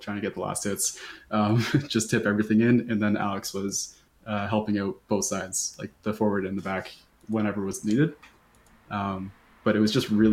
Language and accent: English; Canada; As a Canadian